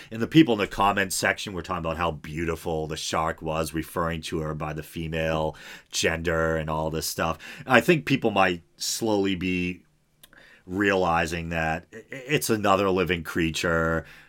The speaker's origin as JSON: {"language": "English", "region": "New England", "country": "United States", "said": "I'm from New England"}